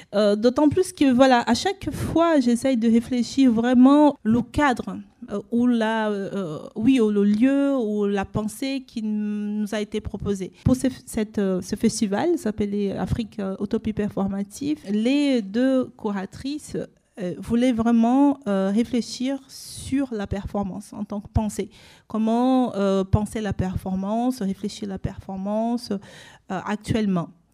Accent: Brazil; moved away; là d'où je viens en fait, qui est le processus colonial de racialisation au Brésil

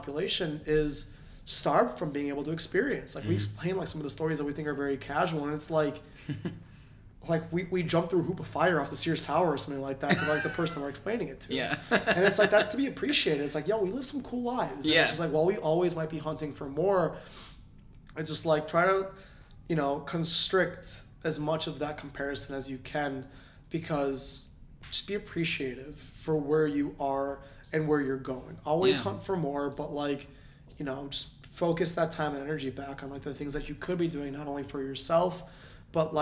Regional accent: Northwest suburbs, Illinois, United States; I grew up in Northwest suburbs before I moved and lived downtown for like a God knows many years now

